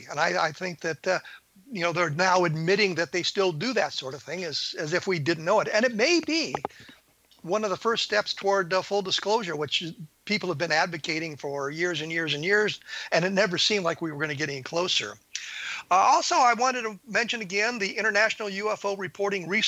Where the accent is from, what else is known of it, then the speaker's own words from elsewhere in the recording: United States; I grew up in the United States